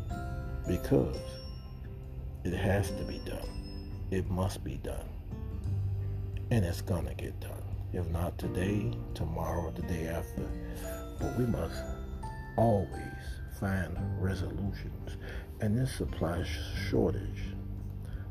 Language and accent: English; United States; I am an American. I love being American